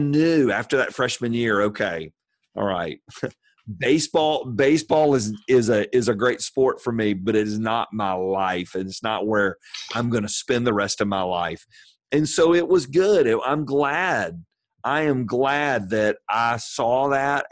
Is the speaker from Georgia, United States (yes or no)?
yes; Atlanta, Georgia, United States; also born or lived in Virginia; I'm from Atlanta, from South Atlanta